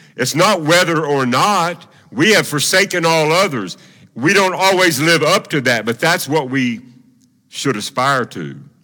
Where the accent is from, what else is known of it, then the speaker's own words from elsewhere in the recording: Tennessee, United States; moved away; also born or lived in Oklahoma City; I was from Tennessee